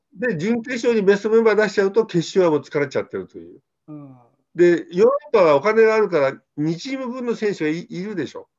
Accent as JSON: {"language": "Japanese", "country": "Japan", "tie": "born or raised there", "said": "私は日本生まれ、日本育ちです"}